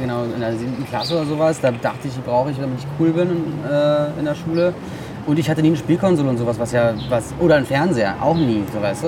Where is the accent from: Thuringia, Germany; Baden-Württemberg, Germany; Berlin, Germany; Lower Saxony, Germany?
Berlin, Germany; in Stegels, wo ich aufgewachsen bin